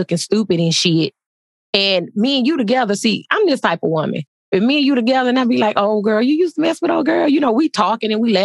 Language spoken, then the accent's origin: English; Texas, United States; moved away; I'm from Texas